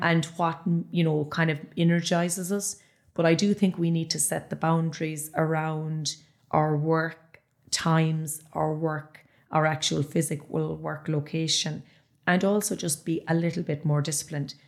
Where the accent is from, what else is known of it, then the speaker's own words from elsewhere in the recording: Ballyheigue, Munster, Ireland; I'm from Ballyhigh